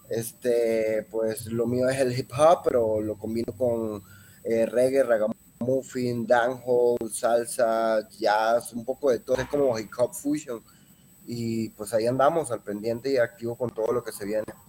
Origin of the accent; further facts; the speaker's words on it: Venezuela; also born or lived in Mexico City, Mexico / Zamora, Michoacán, Mexico; now in Guadalajara, Mexico; vengo de Venezuela, pues ya llevo cierto tiempo acá en México